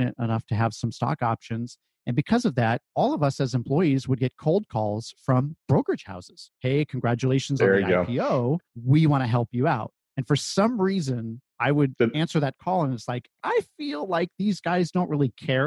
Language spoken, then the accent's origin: English; Silicon Valley, California, United States; I grew up in the Silicon Valley of California, so I guess fortunate to be born there and grow up there.